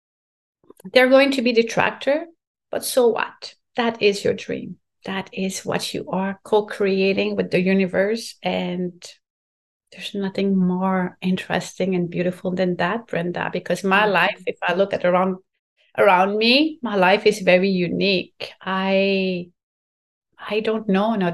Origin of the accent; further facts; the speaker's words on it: Quebec, Canada; first language French; English is a second language; This is my first language and I'm very proud to be from Quebec and speaking French